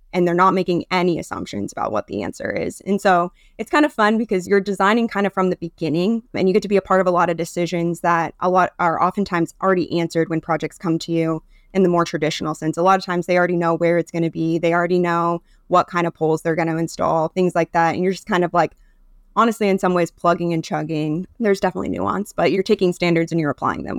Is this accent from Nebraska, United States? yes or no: yes; Nebraska, United States; I'm from Nebraska